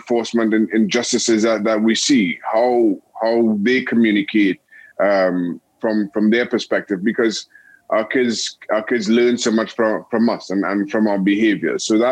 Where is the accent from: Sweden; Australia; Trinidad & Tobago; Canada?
Trinidad & Tobago; moved away as an adult; also born or lived in United States / England; growing up in Trinidad and Tobago